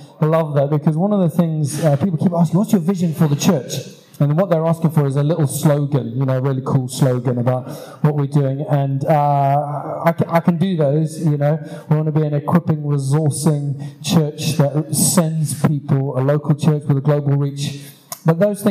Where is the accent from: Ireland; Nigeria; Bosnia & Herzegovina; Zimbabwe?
Zimbabwe; moved away; where I grew up in Zimbabwe